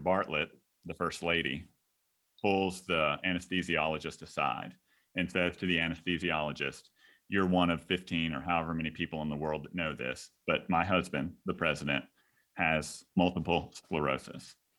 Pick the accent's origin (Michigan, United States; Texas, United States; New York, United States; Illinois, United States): Texas, United States; now in South Carolina, United States; I'm, I'm from Texas